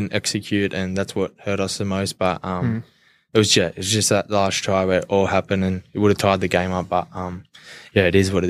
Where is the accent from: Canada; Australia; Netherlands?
Australia; Castle Hill, New South Wales; Grew up in Castle Hill, proud Indigenous boy, went to Patrician Brothers College